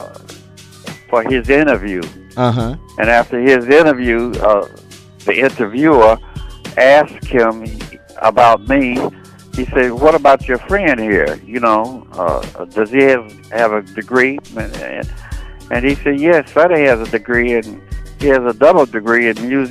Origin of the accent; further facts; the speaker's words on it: Cincinnati, Ohio, United States; moved away as an adult; now in Chicago, United States; I'm from Cincinnati, Ohio. I live two blocks from Crosley Field